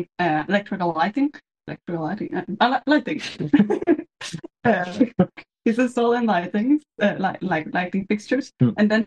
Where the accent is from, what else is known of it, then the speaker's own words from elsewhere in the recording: Sweden; English is a second language; moved away as an adult; also born or lived in Germany; I'm from Sweden